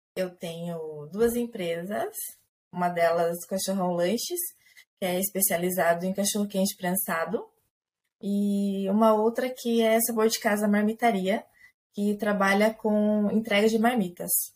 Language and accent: Portuguese; Maringá, Paraná, Brazil; now in Ponta Grossa, Brazil; eu sou nascida em Maringá, no Paraná